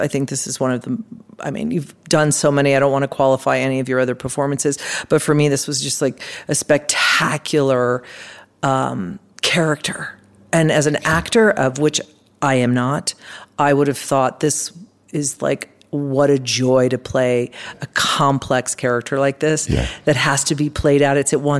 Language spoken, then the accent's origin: English; Colorado, United States; I grew up in Colorado.